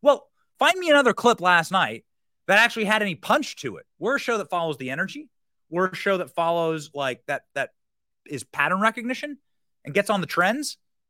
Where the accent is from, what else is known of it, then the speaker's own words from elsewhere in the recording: United States; I'm saying as an American, we are voting for an American president.